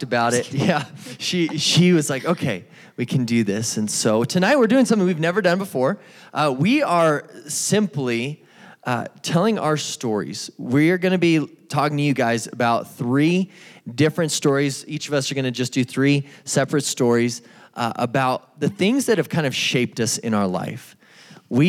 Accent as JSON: {"language": "English", "town": "Albuquerque", "region": "New Mexico", "country": "United States", "tie": "born or raised there", "said": "I grew up in Albuquerque, New Mexico, right over here in the East Mountains."}